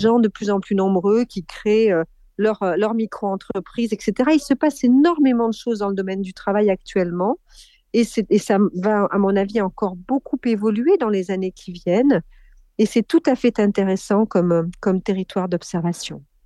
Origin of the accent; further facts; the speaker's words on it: Corrèze, Nouvelle-Aquitaine, France; je suis née en Corrèze